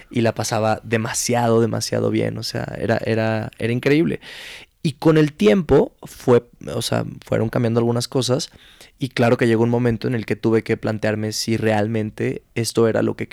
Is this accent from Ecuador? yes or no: no; Mexico City, Mexico; born or raised there; also born or lived in Culiacán, Sinaloa